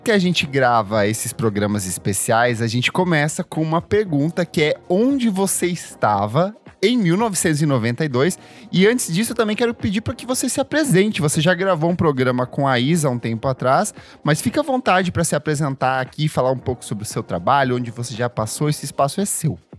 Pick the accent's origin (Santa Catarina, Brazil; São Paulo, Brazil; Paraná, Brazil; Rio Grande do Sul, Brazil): Paraná, Brazil; São Jorge do Oeste; eu cresci, eu nasci em São Jorge do Oeste